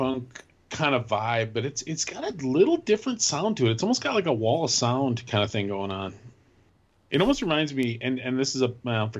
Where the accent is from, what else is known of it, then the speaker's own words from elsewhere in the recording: United States; my home country, I'm from the U.S., man. I've been here my whole life.